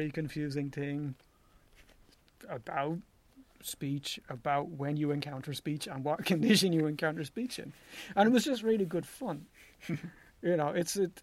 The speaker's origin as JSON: {"language": "English", "country": "Ireland", "said": "I'm from Ireland"}